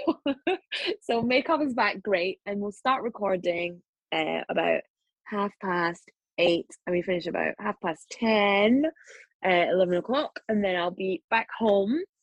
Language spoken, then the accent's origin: English; Scotland, United Kingdom; accent: Scottish; moved away; I was sort of just a black journalist with a Scottish accent